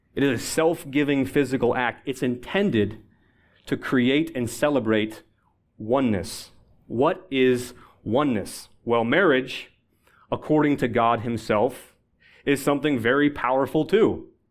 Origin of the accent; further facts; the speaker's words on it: Buffalo, New York, United States; now in Washington, D.C., United States; I'm originally from Buffalo, New York.